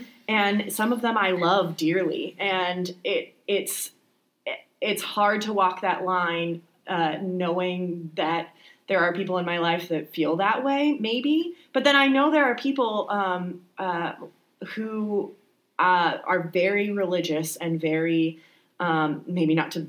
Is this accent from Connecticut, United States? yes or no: no; Texas, United States; accent: Southern Texan; now in Chicago, United States; I naturally do a sort of like Southern Texan accent, and I am originally from Texas. And come from a very religious family.